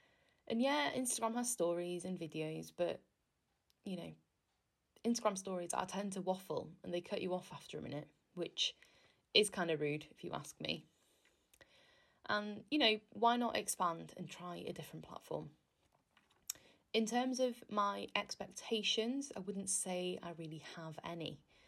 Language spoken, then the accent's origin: English; Wales, United Kingdom; now in England